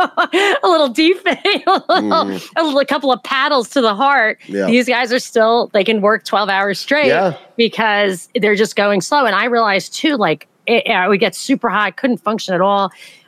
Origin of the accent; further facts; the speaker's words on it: New York, United States; also born or lived in Atlanta, Georgia; I'm from New York.